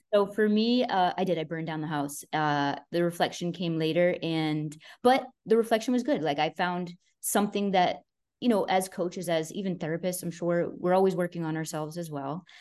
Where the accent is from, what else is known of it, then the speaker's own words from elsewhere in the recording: Boston, Massachusetts, United States; I'm freaking Italian, I'm from Boston